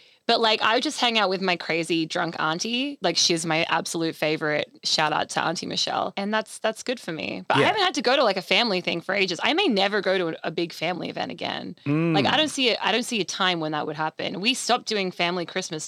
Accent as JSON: {"language": "English", "country": "Australia", "said": "we're Australian"}